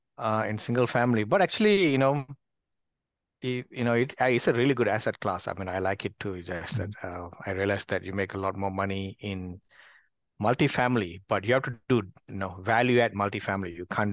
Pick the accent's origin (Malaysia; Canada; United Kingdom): Malaysia; moved away as an adult; I mean, I'm originally from Malaysia, moved to this country, immigrated here, and has been here almost 15 years.